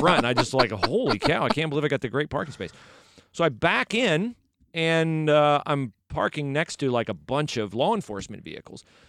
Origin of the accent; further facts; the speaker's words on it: West Liberty, United States; he's from my hometown.